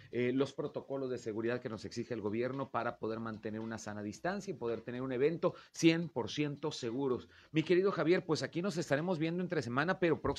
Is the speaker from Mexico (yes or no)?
yes; Mexico